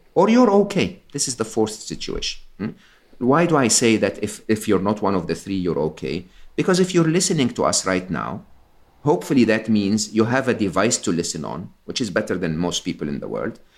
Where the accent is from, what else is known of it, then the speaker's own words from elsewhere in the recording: Egypt; am Egyptian. I was born and raised in Egypt